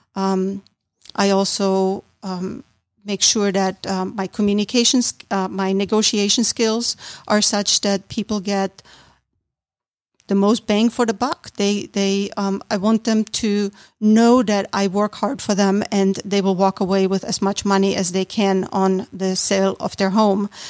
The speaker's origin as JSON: {"language": "English", "country": "Austria", "tie": "born or raised there", "moved": "as an adult", "lives_now": "Roswell, United States", "said": "I was born and raised in Austria"}